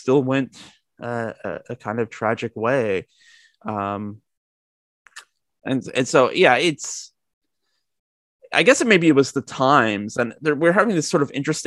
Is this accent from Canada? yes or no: yes; Georgetown, Ontario, Canada; I grew up in Georgetown, which I guess in the grand scheme of things, it's a small town